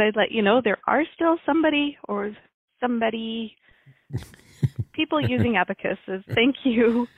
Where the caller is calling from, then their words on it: Kamloops, British Columbia, Canada; I'm phoning from Kamloops, British Columbia.